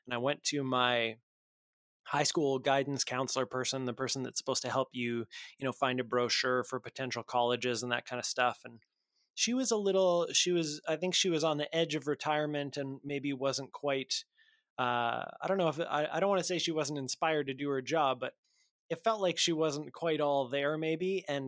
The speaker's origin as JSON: {"language": "English", "town": "Lloydminster", "country": "Canada", "tie": "born or raised there", "said": "I grew up in Lloydminster, which is just a couple hours outside of Edmonton."}